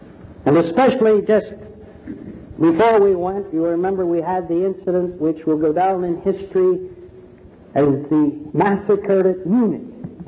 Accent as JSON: {"language": "English", "country": "Philippines", "said": "You see, I was born in the Philippines. I'm a Filipino and I was raised a good Roman Catholic."}